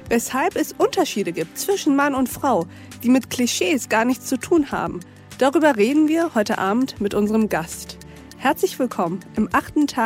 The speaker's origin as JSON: {"language": "German", "country": "Austria", "said": "ich bin eine {S1} Österreicherin."}